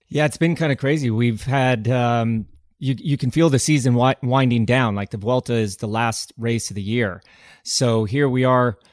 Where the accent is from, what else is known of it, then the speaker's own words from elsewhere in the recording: United States; being an American